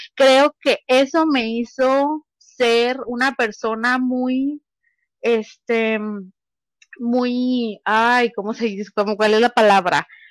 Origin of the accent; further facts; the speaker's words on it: Mexico; nací en México